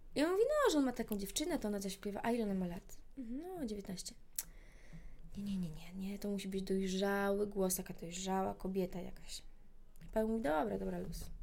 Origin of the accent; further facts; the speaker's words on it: Poland; jestem z Polski